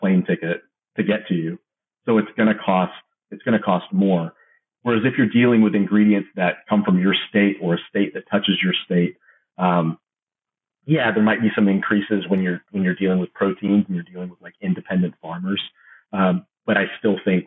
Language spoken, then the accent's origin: English; Georgia, United States; also born or lived in California; I'm from the Georgia area. My parents are from California. We moved here very, very young. So I've only known Georgia, really